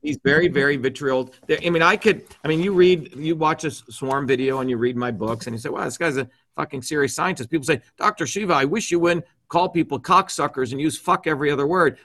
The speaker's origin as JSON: {"language": "English", "region": "New Jersey", "country": "United States", "tie": "born or raised there"}